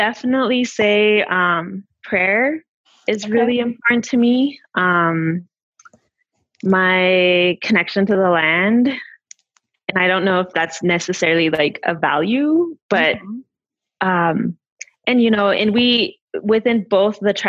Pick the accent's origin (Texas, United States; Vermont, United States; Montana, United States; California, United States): Montana, United States; Northern Cheyenne Indian Reservation; raised on the Northern Cheyenne Indian Reservation in Montana